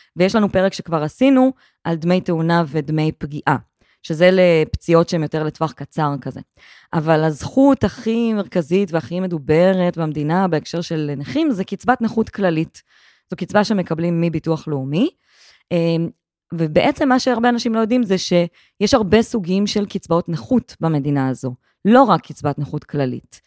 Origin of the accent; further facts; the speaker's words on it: Gedera, Central District, Israel; גדלתי בגדרה